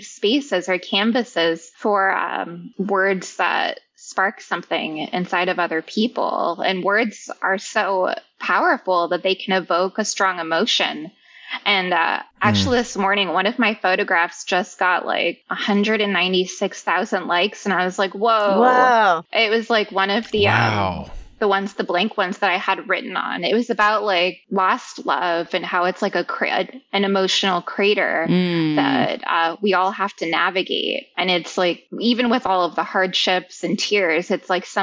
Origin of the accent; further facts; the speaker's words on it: Ventura, California, United States; moved away as an adult; also born or lived in San Francisco; moving out of my hometown from Ventura in Southern California to San Francisco